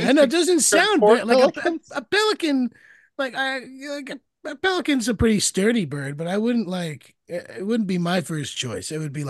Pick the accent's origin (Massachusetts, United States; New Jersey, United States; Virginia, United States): New Jersey, United States; Yeah, I grew up in Jersey. Jersey's fully recreational.